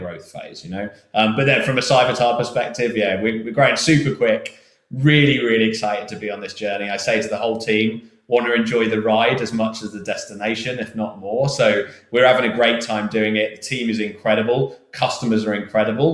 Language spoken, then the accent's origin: English; England, United Kingdom; I'm English